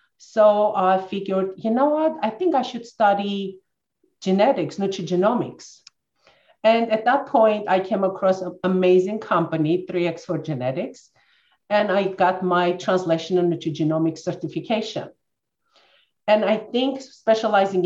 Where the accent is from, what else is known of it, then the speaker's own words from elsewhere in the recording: Armenia; moved away as an adult; I'm born and raised in Armenia, former Soviet Union. That's where I finished my college.